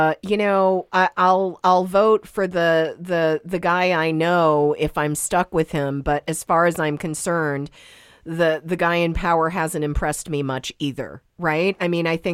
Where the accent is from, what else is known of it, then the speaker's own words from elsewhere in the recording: Montreal, Quebec, Canada; also born or lived in Vermont; now in United States; I was born and raised in Montreal and came to this country and ended up becoming a naturalized American